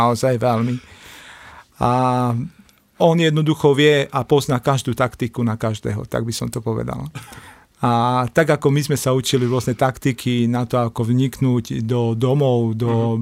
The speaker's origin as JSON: {"language": "Slovak", "town": "Košice", "region": "Košice Region", "country": "Slovakia", "tie": "born or raised there", "said": "vyrastal som v Košiciach"}